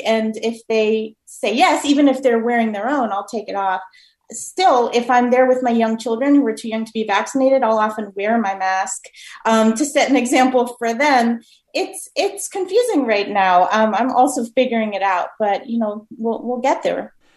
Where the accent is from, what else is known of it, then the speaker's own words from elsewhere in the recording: Miami, Florida, United States; now in Massachusetts, United States; I'm from Miami originally